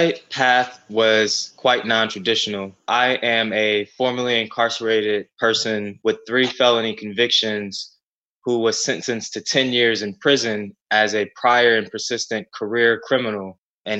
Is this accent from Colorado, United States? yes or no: no; Ferguson, Missouri, United States; Growing up in Ferguson, Missouri, in the North St. Louis area